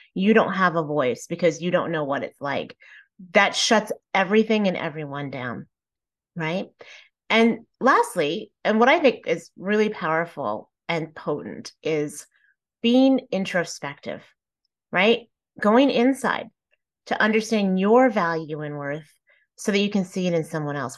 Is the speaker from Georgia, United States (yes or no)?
no; Plano, Texas, United States; I was raised in Plano, Texas, which at the time was not very diverse.